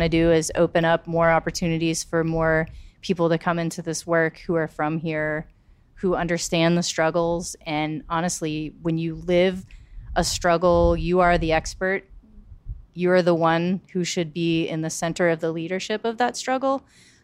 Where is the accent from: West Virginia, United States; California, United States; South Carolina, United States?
South Carolina, United States; Charleston; being from South Carolina and being from Charleston